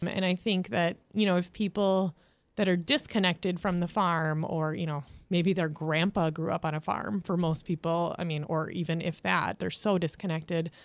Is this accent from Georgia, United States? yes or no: no; southwest Minnesota, United States; now in St. Joseph, United States; I grew up on a farm in southwest Minnesota